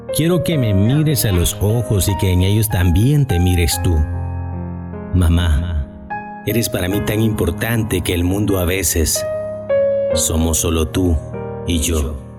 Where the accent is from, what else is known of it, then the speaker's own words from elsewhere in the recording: El Salvador; Soy del pulgarcito de Centroamérica, de un hermoso país llamado El Salvador